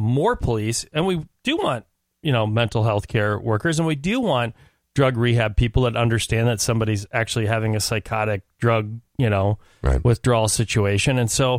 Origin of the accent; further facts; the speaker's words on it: Minneapolis, Minnesota, United States; moved away; I'm from North Minneapolis originally, but I've been gone for a very long time.